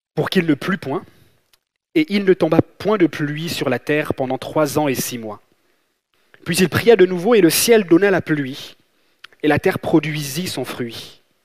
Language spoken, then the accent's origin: French; Gabon; moved away; j'ai grandi, j'ai grandi en Afrique, j'ai grandi au Gabon